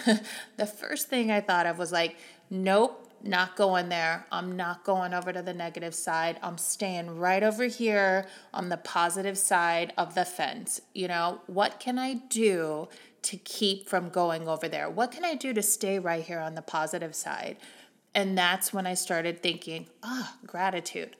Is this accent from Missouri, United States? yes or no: yes; Missouri, United States; moved away; growing up in the Bible Belt in Missouri